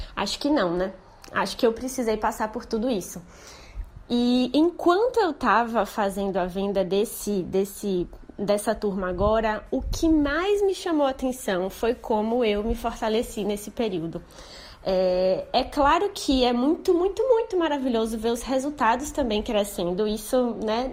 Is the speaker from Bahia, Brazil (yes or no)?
yes; Salvador, Bahia, Brazil; Eu sou de Salvador